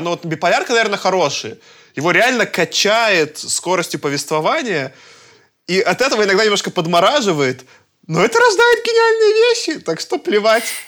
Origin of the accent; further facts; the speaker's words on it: Belarus; я как белорус